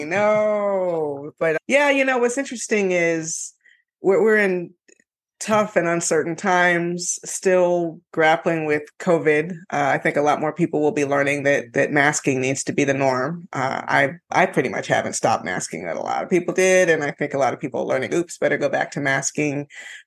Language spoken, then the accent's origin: English; Florida, United States; now in California, United States; I'm a refugee from Florida living in California.